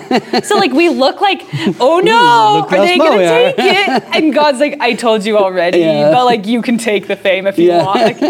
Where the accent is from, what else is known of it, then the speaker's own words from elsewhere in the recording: Southern Oregon, United States; I grew up in Southern Oregon.